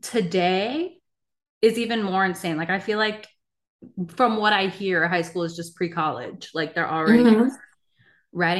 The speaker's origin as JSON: {"language": "English", "region": "East Coast", "country": "United States", "also_born_or_lived": "California", "moved": "yes", "said": "now we're from the East Coast, but, like, now having both lived in California"}